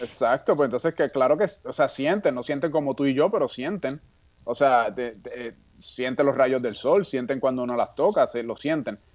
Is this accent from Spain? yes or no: no; Puerto Rico; moved away as an adult; also born or lived in California; cuando yo estudiaba en Puerto Rico en la escuela secundaria